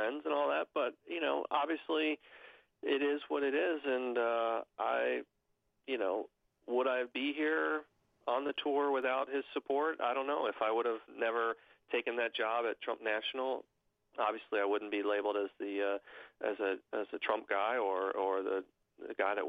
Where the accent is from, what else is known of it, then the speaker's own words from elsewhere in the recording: Cincinnati, Ohio, United States; Big fan of my hometown professional sports, the Cincinnati Reds and Cincinnati Bengals and the Cincinnati Bearcats